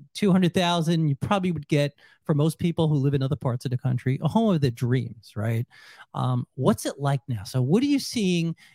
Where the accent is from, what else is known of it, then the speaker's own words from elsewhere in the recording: New York, United States; moved away; I'm from New York